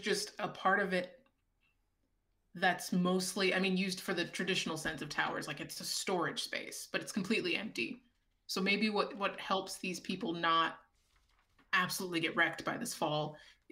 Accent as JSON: {"language": "English", "region": "California", "country": "United States", "said": "I'm from California"}